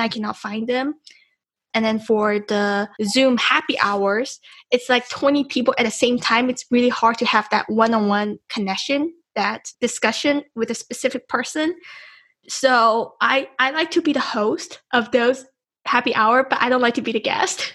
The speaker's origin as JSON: {"language": "English", "town": "Las Vegas", "region": "Nevada", "country": "United States", "said": "I'm from Las Vegas"}